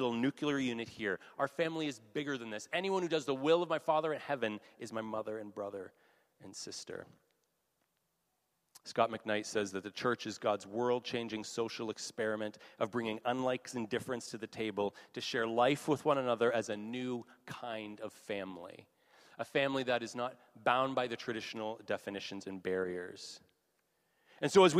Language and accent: English; Canada; being Canadian